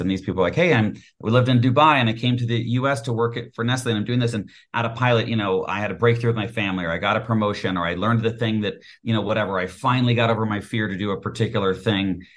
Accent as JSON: {"language": "English", "region": "Colorado", "country": "United States", "tie": "born or raised there", "also_born_or_lived": "Texas", "said": "I was born in Texas, grew up in Colorado"}